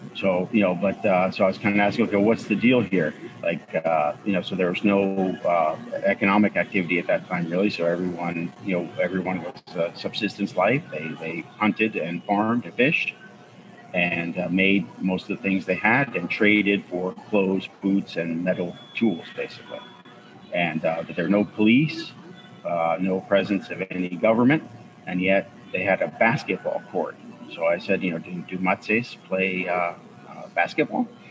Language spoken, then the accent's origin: English; Bronxville, New York, United States; Bronxville, where I'm from, my hometown